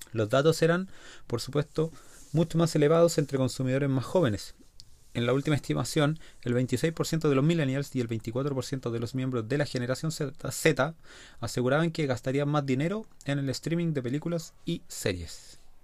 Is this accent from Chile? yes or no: yes; Chile; Nosotros como chilenos